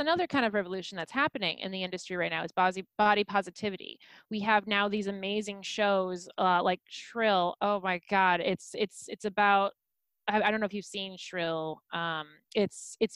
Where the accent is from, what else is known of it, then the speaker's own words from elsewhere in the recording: St. Louis, Missouri, United States; now in Chicago, United States; I grew up in St. Louis, Missouri, in a very conservative, very sheltered household